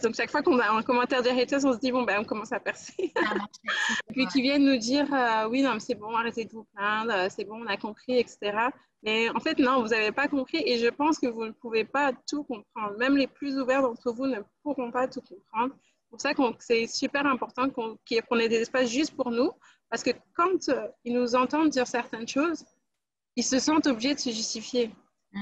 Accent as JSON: {"language": "French", "country": "France", "tie": "born or raised there", "moved": "as an adult", "lives_now": "Montreal, Canada", "said": "je suis née en France, mais ça fait euh, un an que j'habite à Montréal maintenant. je suis d'origine guadeloupéenne."}